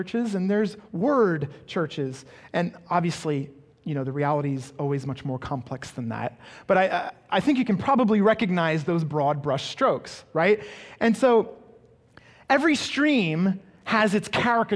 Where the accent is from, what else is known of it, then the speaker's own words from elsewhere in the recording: England, United Kingdom; growing up in England, I attended a school